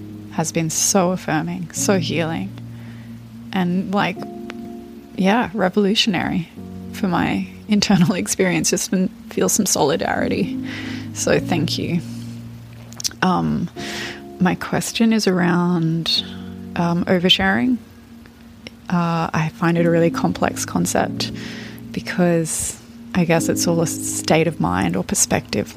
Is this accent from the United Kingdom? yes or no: no; Australia; I'm 32 and from Australia